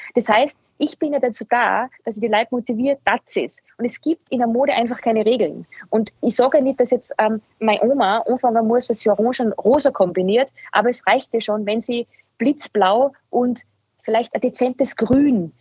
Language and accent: German; Salzburg, Austria; now in Vienna, Austria; ich bin aus Salzburg, das heißt, ich werde immer ein Dirndl von Salzburg bleiben